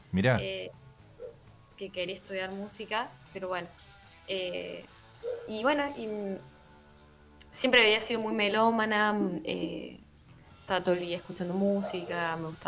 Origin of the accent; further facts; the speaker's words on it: La Rioja, Argentina; now in Córdoba, Argentina; Actualmente estoy en la provincia de Córdoba, capital. acá, acá, me vine a estudiar, pero soy de La Rioja, capital.